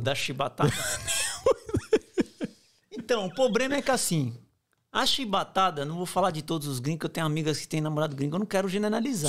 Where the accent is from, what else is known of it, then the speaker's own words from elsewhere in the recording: Barueri, São Paulo, Brazil; moved away as an adult; now in Australia; sou nascido e criado em São Paulo, Barueri, é, região Oeste.